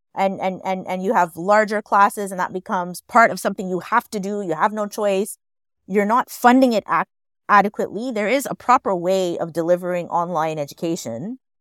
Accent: Montreal, Quebec, Canada; I grew up in Montreal.

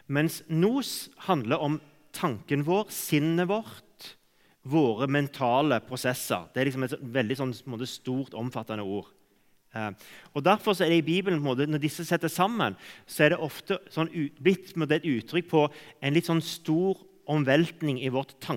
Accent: Cameroon; For jeg vokste opp i, i Kamerun, sånn at jeg gikk glipp av alle disse omvendelsesmøtene.

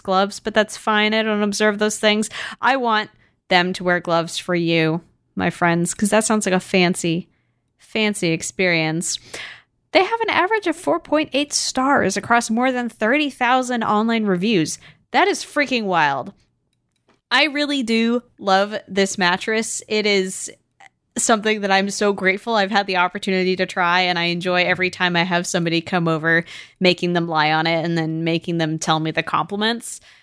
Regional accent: United States; as an American

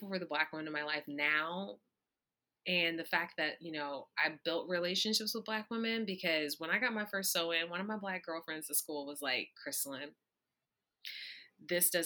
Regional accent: East Texas, United States; I'm from the South. I'm from, you know, East Texas

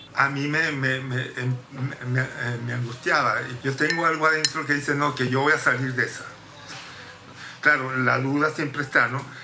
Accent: Caracas, Capital District, Venezuela; moved away as an adult; also born or lived in Rome, Italy / London, United Kingdom; now in New York, United States; nací en Roma, viví en Caracas toda mi vida

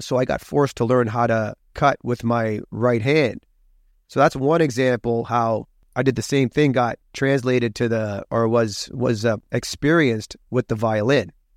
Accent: Hamilton, Ontario, Canada; now in Toronto, Canada; I was born in Hamilton, Hamilton, Ontario, home of the Tie Cats, Oskee Wee Wee, Steeltown, and I'm proud of my roots

